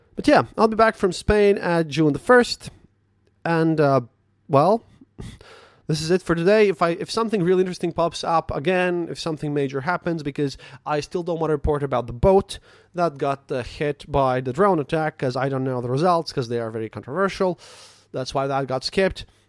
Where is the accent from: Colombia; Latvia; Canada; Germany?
Latvia